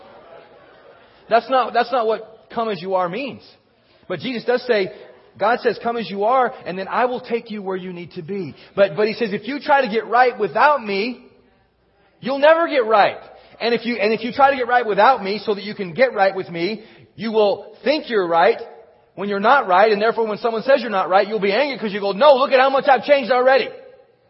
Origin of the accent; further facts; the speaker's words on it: Texas, United States; I grew up in Texas